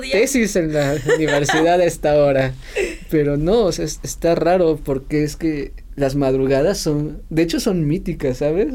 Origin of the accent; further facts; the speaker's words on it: Mexico City, Mexico; cuando estaba eh, de chiquito viviendo en Ciudad de México